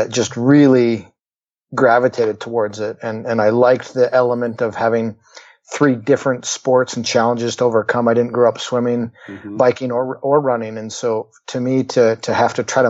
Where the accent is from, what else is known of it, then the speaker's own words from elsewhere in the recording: Canada; moved away as an adult; also born or lived in Utah; now in United States; I grew up in Canada